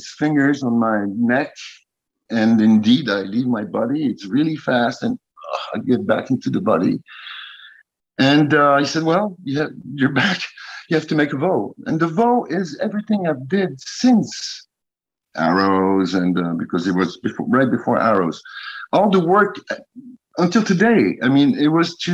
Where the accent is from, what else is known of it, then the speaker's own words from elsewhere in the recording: United States; now in Paris, France; Being American in France